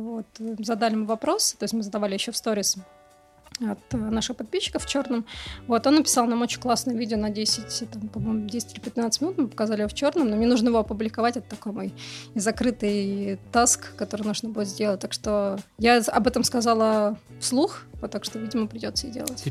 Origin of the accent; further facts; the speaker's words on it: Moscow, Russia; я родилась в Москве, ходила в школу